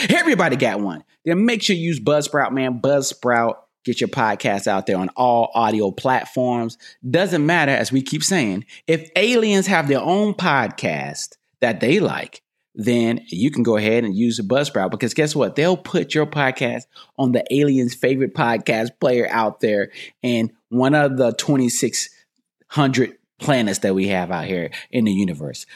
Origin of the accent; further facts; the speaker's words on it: North Carolina, United States; moved away as an adult; also born or lived in Raleigh, North Carolina; now in California, United States; I'm from North Carolina